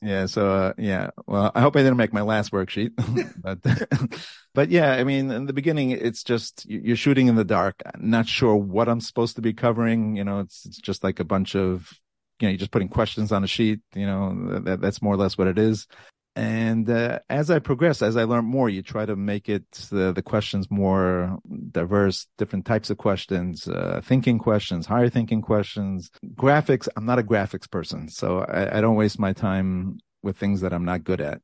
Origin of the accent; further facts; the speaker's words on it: New York City, New York, United States; moved away as an adult; now in Passaic, United States; Born and raised in a place called Borough Park, New York